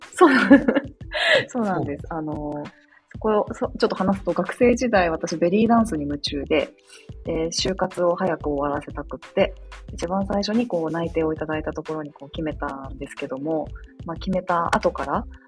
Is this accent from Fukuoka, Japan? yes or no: no; Hachinohe, Aomori, Japan; now in Hokkaido, Japan; 私も大和さんと同じ青森県なんですけど私八戸市っていうところで私たちはスケートだったんですよね。